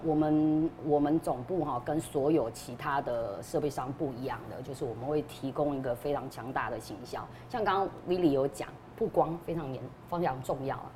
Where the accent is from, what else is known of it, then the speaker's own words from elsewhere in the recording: Taiwan; 我们台湾人